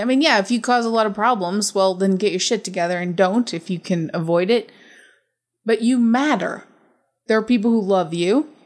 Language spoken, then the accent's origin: English; United States; I'm American